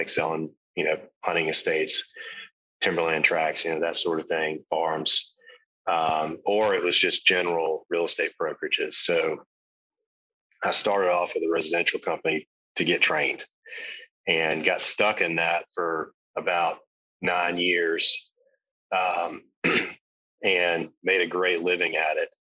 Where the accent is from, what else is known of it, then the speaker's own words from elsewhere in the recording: South Carolina, United States; growing up in South Carolina